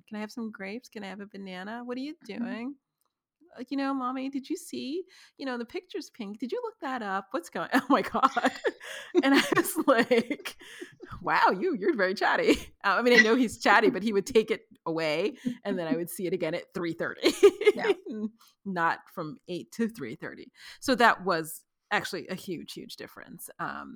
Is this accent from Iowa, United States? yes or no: no; New York City, New York, United States; now in Los Angeles, United States; I'm from New York City where clearly people are packed